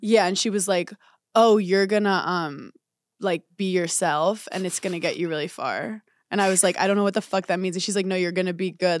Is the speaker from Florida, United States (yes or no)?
no; New York, United States; I'm a New Yorker